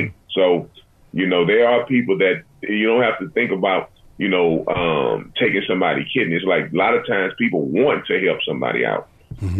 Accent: Galveston, Texas, United States; growing up in Galveston, Texas

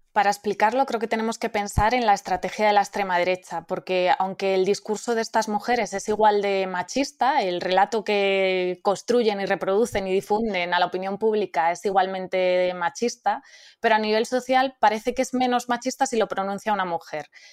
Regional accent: Spain; Como mujer, como española, como madre

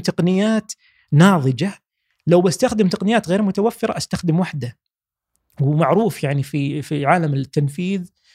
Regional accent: Saudi Arabia; إحنا كشباب سعودي

